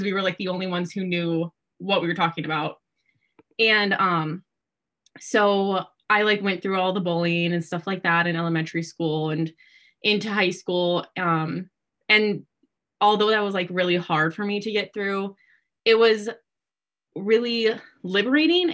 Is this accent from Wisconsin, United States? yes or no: yes; Yorkville, Wisconsin, United States; I am from Yorkville, which is a super, obviously a super small town in literally the middle of nowhere in Wisconsin. And I just grew up in that community